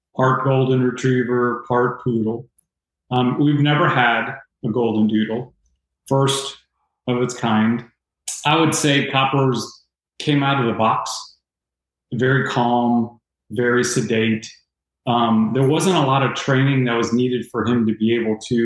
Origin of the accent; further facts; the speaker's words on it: Tampa, Florida, United States; Growing up in Tampa, mom and dad, Cuban descent